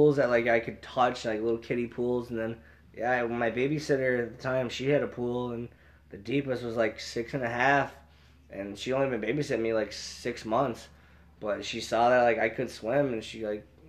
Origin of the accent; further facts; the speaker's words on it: New York, United States; also born or lived in San Diego, California; I was born in San Diego, yes, but I mean, I moved back to New York before I can remember